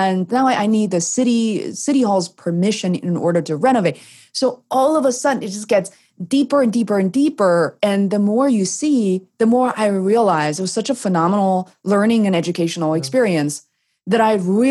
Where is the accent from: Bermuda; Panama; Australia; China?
China; now in United States; growing up in China